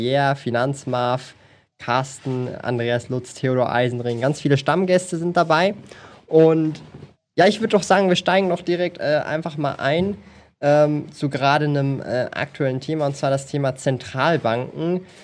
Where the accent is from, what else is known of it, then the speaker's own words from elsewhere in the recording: Switzerland; Also bei uns in der Schweiz, ich weiß nicht mehr, ob das jetzt noch so ist